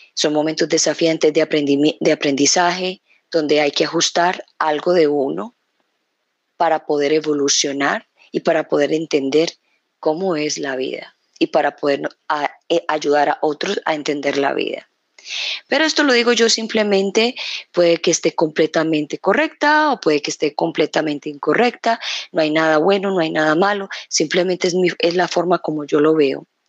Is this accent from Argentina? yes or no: no; Colombia; moved away; llevo ya dos semanas acá en este país, en mi país, Colombia